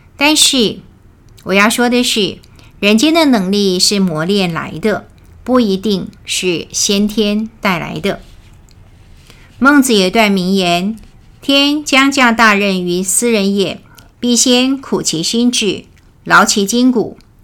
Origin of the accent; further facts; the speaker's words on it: Taiwan; 我们台湾人叫陪抓